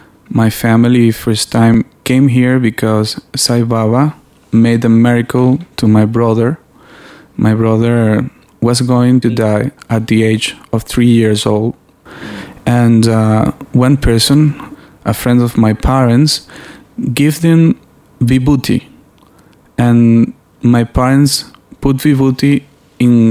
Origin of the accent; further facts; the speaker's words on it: Venezuela; I'm from Venezuela